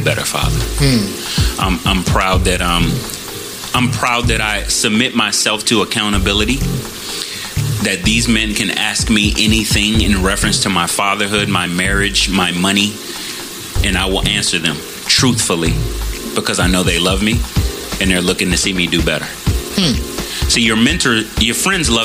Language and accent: English; Chicago, Illinois, United States; moved away; I'm originally from Chicago